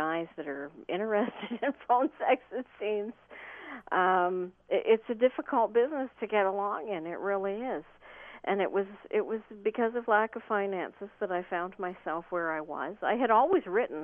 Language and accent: English; Ontario, Canada; I'm from Ontario, Canada.